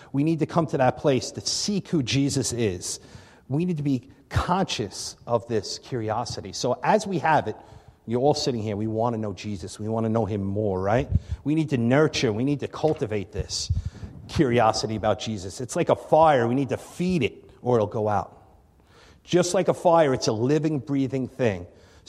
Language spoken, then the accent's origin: English; Long Island, New York, United States; moved away as an adult; also born or lived in Albany / Connecticut; now in Buffalo, United States; I'm originally from Long Island. So, you know, I grew up on Long Island